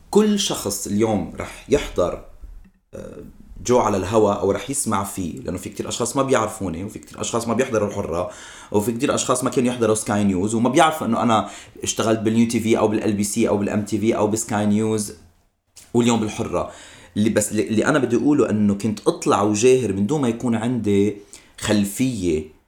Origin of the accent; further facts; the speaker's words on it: Lebanon; now in United States; إقامتي بالولايات المتحدة كوني مواطن أمريكي عربي لبناني أمريكي